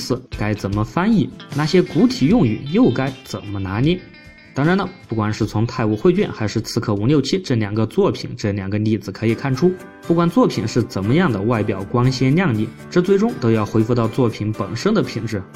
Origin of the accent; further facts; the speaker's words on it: China; 我们中国人日常的说话其实还是比较平直的